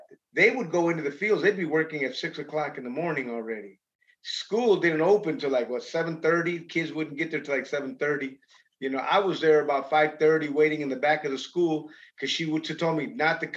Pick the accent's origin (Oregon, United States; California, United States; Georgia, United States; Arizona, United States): California, United States; Los Angeles; also born or lived in Idaho / Lodi, California / Michigan; Pacoima. I grew up in Pacoima.